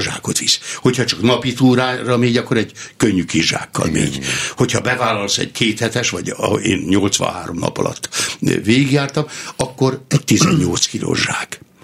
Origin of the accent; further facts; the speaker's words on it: Somogytarnóca, Somogy, Hungary; moved away as an adult; also born or lived in Nikla; Somogyban, a szülőfalumban, Somogy-Tarnócán